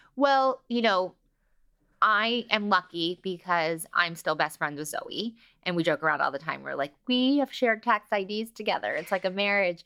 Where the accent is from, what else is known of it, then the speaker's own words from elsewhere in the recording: Los Angeles, California, United States; growing up in L A gives you a new layer of confidence